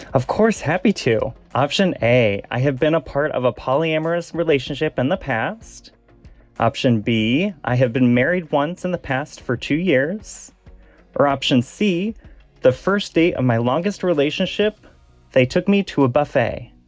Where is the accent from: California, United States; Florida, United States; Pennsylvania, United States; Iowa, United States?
Iowa, United States; Des Moines; also born or lived in San Francisco; now in Los Angeles, United States; I'm originally from Des Moines, Iowa.